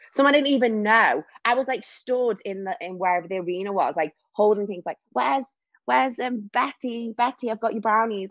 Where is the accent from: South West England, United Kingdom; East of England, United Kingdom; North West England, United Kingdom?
North West England, United Kingdom; Warrington; moved away as an adult; now in Wirral, United Kingdom; I am from Warrington, but recently moved to the Wirral, which is near Liverpool.